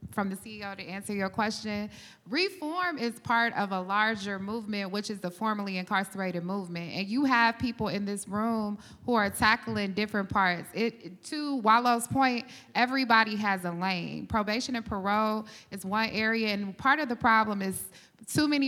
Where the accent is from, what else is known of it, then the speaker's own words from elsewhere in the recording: Dayton, Ohio, United States; I just want my legacy to be that, you know, I'm from Dayton, Ohio, and I actually got my homie here, Meek, who's from the city. And you remember back in the early 90s when they barricaded the community of Five Oaks, where I'm from.